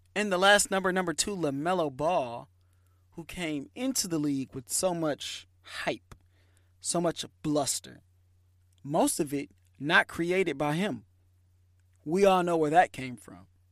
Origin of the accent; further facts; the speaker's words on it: Michigan, United States; moved away; I'm from Michigan.